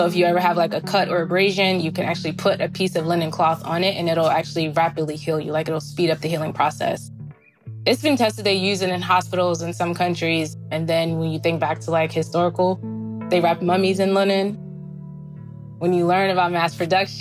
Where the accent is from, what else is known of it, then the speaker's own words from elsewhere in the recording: East Orange, New Jersey, United States; growing up in East Orange, we were really resourceful